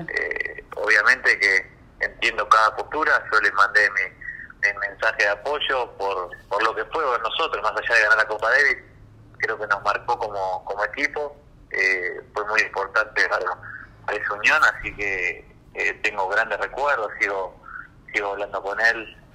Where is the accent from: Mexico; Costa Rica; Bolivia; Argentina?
Argentina